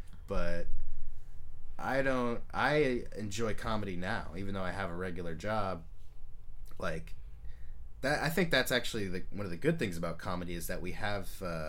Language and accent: English; Alameda, California, United States; born or raised there